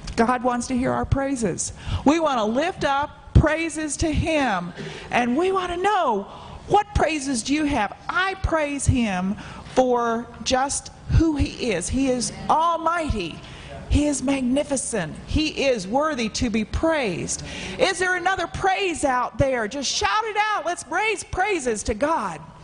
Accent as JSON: {"language": "English", "region": "Florida", "country": "United States", "moved": "yes", "said": "I'm from Florida, a flatland"}